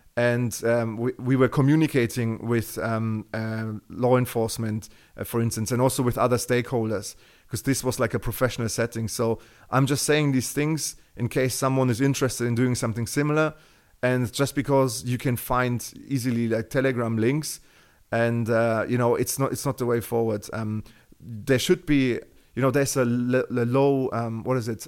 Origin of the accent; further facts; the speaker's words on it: Germany; accent: Terminator; English is a second language; you can hear from my Terminator accent that, you know, I, I'm, I'm from Germany